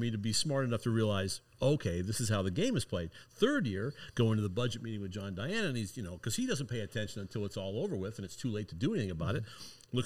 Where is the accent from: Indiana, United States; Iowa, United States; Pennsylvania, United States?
Iowa, United States; I'm a kid from Iowa